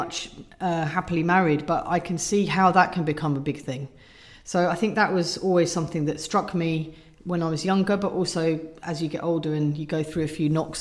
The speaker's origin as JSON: {"language": "English", "area": "Surrey", "region": "South East England", "country": "United Kingdom", "tie": "born or raised there", "said": "I grew up in Surrey in a nice cul-de-sac"}